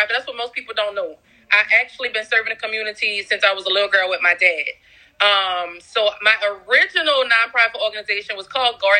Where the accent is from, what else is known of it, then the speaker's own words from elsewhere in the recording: New Orleans, Louisiana, United States; Um, I am from New Orleans, Louisiana, the West Bank.